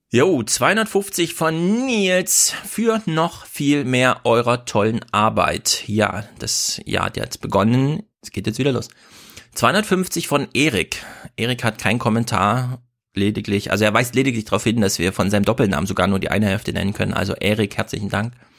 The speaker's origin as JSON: {"language": "German", "region": "Thuringia", "country": "Germany", "said": "Ich als ja, Thüringer"}